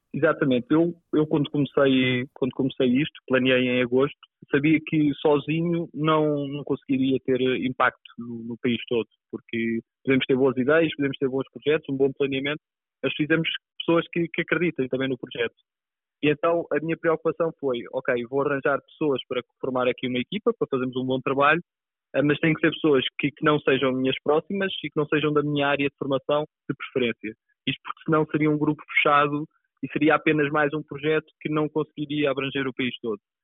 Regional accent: Pinhal Novo, Setúbal, Portugal; born or raised there; also born or lived in Azores

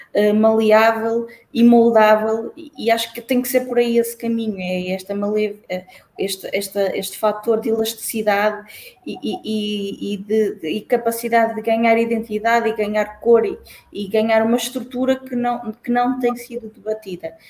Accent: Santa Maria da Feira, Aveiro District, Portugal; a minha autarquia, de onde eu, de onde eu venho, Santa Maria da Feira

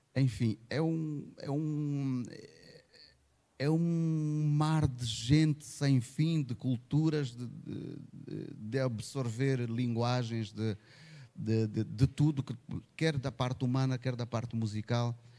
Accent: Angola; sendo angolano

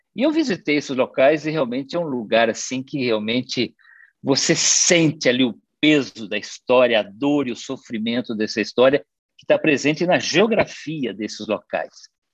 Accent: Maringá, Paraná, Brazil; moved away as an adult; now in Viana do Castelo, Portugal; eu sou de Maringá, mas eu estou em Viana do Castelo.

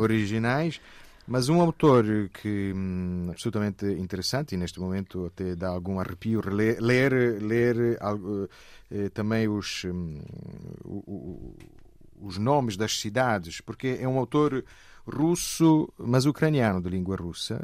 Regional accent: Lecce, Apulia, Italy; Portuguese is a second language; moved away as an adult; now in Portugal; eu sou de Lecce

